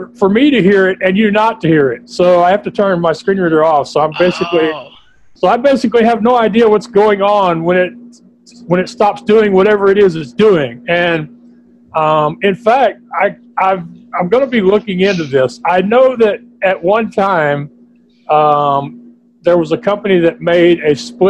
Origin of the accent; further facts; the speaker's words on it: Texas, United States; being a Texan